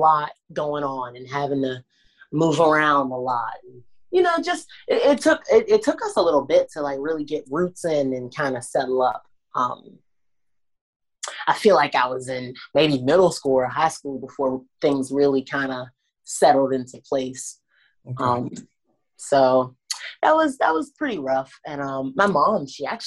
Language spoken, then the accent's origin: English; Washington, District of Columbia, United States; I grew up in Southeast DC, Anacostia.